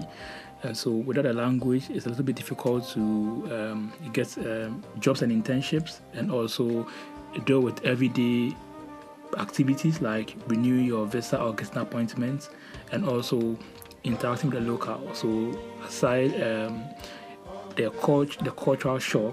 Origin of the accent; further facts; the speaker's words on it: Ghana; moved away as an adult; now in Berlin, Germany; I'm a Ghanaian